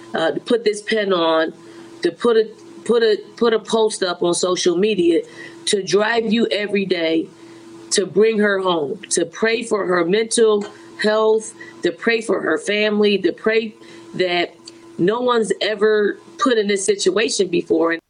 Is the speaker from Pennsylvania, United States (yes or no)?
yes; Philadelphia, Pennsylvania, United States; I'm a girl from Philly. We don't cry very easily